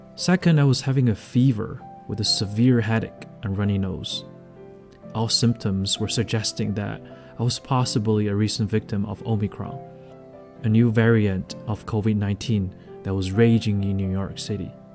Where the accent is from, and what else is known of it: Liaoning, China; born or raised there